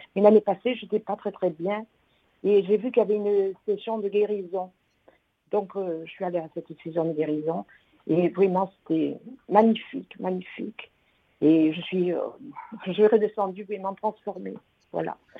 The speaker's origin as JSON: {"language": "French", "area": "Gard", "region": "Occitania", "country": "France", "said": "Je viens du Gard"}